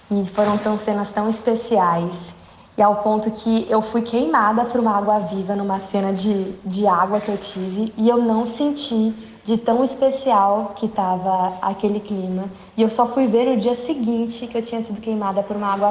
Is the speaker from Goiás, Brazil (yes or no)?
no; São Paulo, Brazil; E eu sou de São Paulo.